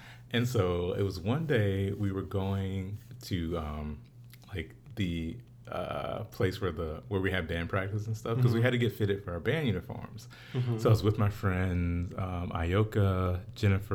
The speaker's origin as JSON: {"language": "English", "region": "the South", "country": "United States", "said": "I'm from the South"}